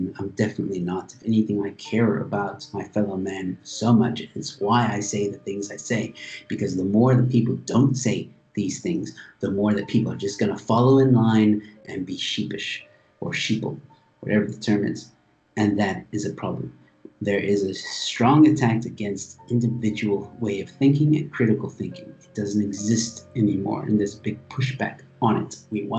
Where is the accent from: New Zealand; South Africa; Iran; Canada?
South Africa; I have every right. I live here. I work in this country. All right? I am South African.